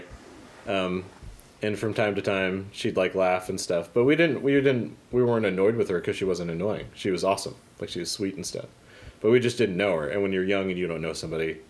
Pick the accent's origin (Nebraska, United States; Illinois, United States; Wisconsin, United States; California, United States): Nebraska, United States; Papillion; It's my hometown